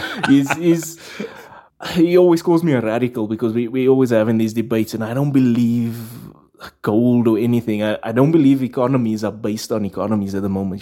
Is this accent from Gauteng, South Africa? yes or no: yes; Johannesburg, Gauteng, South Africa; In Rivoli, in, in Johannesburg